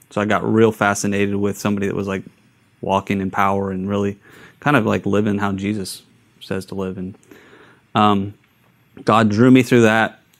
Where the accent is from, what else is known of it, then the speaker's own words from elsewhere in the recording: Long Beach, California, United States; born there; also born or lived in Idaho / San Diego; I, am I was born in California.